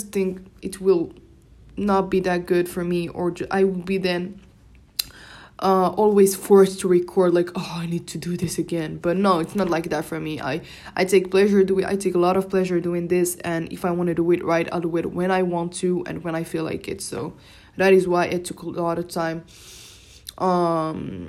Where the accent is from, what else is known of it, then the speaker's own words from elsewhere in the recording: Morocco; first language Moroccan Arabic (Darija); English is a second language; I was speaking my native language, Darija.